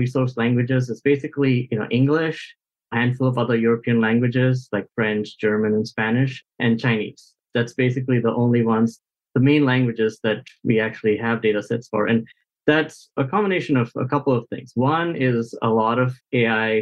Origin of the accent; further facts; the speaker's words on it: India; I'm actually from India